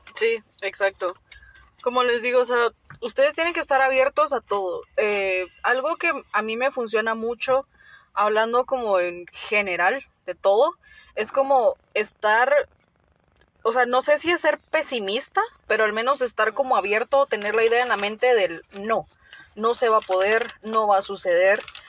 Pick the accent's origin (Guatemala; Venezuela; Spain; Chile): Guatemala; somos de Guatemala